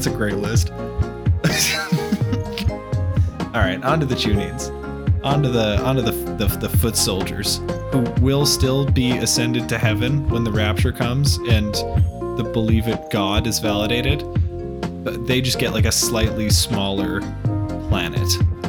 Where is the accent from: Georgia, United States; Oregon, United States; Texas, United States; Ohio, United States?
Texas, United States; Also, I'm from Texas.